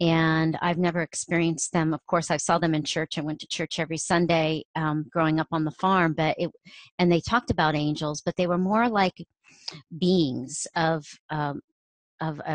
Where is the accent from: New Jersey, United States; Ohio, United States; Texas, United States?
Ohio, United States; growing up in Ohio